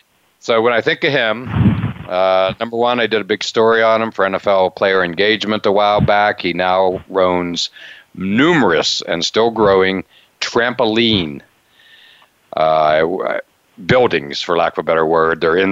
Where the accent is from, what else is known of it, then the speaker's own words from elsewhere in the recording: Altoona, Pennsylvania, United States; It's 2 hours from where I grew up. And the best thing about my hometown of Altoona is we're often mistaken for Aliquippa.